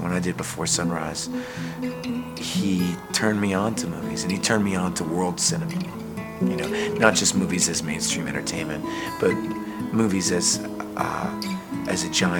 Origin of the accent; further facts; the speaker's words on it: New York, United States; I'm a New Yorker.